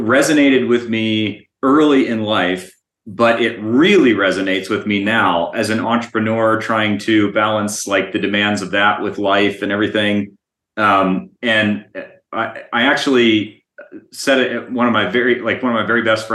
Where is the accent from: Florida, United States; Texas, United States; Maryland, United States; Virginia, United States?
Maryland, United States; Calvert County, Southern; now in Colorado, United States; I grew up in Southern Maryland, Calvert County, which is about 30 minutes south of Annapolis.